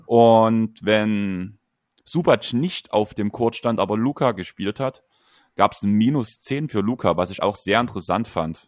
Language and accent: German; a village near Dresden, Saxony, Germany; zwei Dörfer weiter als ich, bevor wir nach Dresden gezogen sind